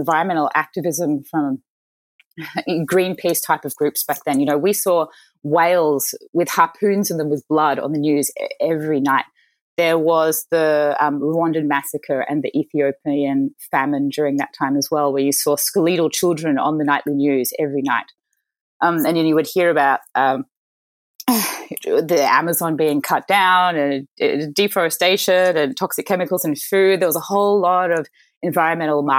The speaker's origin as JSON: {"language": "English", "area": "Mornington Peninsula", "region": "Victoria", "country": "Australia", "tie": "born or raised there", "also_born_or_lived": "Chicago", "said": "I was born in Chicago, but I moved to Australia to Australian parents as a baby. So I'm a dual American-Australian citizen. But I grew up in a lovely part of Australia called the Mornington Peninsula"}